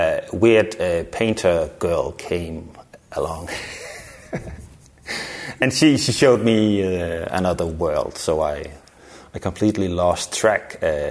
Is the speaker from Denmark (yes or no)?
yes; Denmark; moved away as an adult; now in Copenhagen, Denmark; I grew up in Jutland, several places, but... Yeah. I moved to Copenhagen